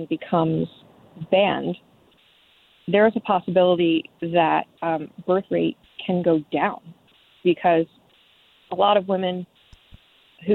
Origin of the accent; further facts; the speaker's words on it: Baltimore County, Maryland, United States; I'm from Baltimore, but not the city. I'm from an area that's very country and very farm